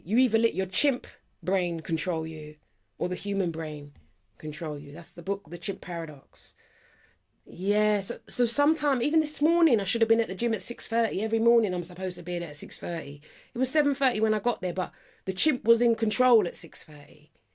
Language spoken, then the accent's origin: English; London, United Kingdom; I'm from Northwest London